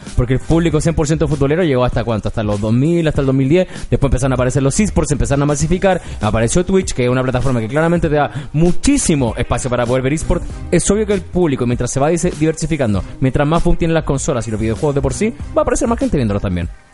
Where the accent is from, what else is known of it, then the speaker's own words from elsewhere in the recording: Chile; somos chilenos